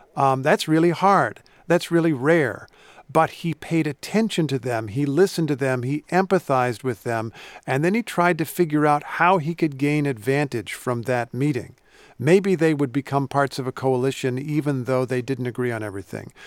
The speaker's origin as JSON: {"language": "English", "region": "Indiana", "country": "United States", "tie": "born or raised there", "said": "I grew up in Indiana, which is where Lincoln spent a lot of his youth"}